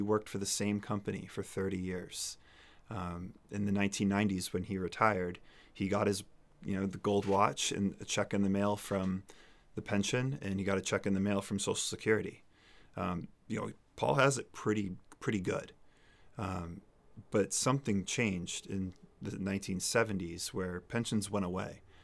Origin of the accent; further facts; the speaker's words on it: Amherst, New Hampshire, United States; moved away as an adult; also born or lived in South Carolina / Colorado / Singapore; I grew up here in New Hampshire in Amherst